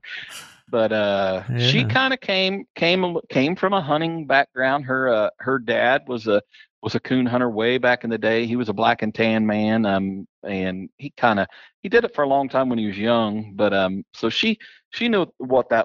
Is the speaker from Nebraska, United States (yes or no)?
no; West Lafayette, Indiana, United States; I was born in West Lafayette, Indiana